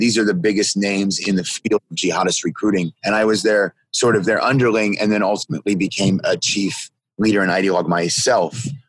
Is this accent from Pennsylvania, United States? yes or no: yes; Pennsylvania, United States; I was born in Pennsylvania